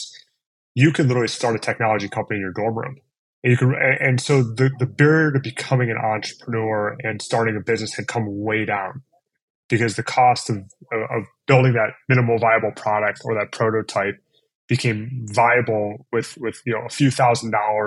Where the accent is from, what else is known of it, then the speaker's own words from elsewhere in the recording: Cleveland, Ohio, United States; also born or lived in East Coast; I grew up in Cleveland. I went to school on the East Coast. I ultimately came back.